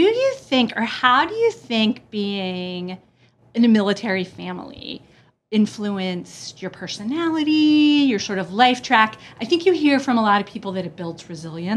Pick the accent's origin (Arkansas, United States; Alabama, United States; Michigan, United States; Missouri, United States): Alabama, United States; I grew up in Alabama